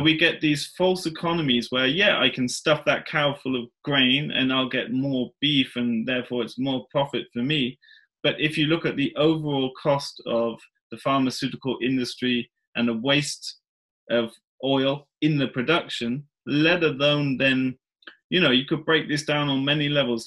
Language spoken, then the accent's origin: English; England, United Kingdom; moved away as an adult; now in Värmland, Sweden; I grew up in England